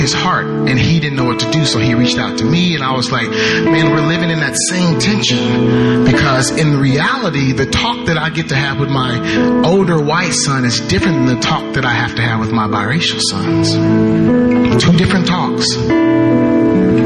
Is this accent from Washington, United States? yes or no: no; Waldo, Arkansas, United States; I'm originally from Arkansas. I grew up in Waldo, Arkansas. So I'm at home right now.